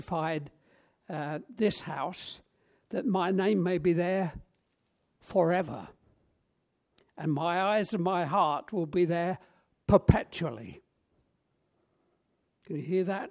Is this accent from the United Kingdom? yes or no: yes; London, United Kingdom; moved away as an adult; also born or lived in Black Country, West Midlands; I grew up in South London, and North London was foreign parts